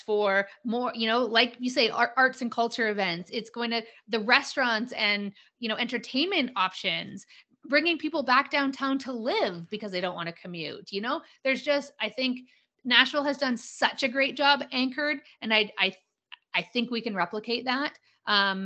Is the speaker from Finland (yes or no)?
no; Calgary, Alberta, Canada; I am a born and raised Calgarian. Calgary, Alberta, Canada, for your international folks. And I live here now.